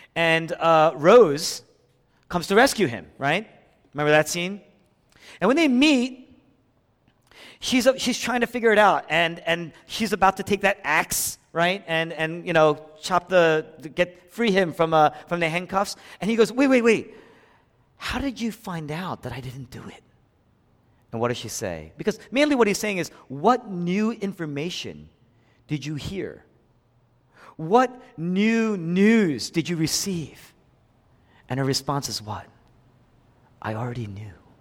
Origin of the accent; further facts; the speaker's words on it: Philadelphia, Pennsylvania, United States; moved away; I was raised here in Philadelphia, but when I came back to the city after eleven years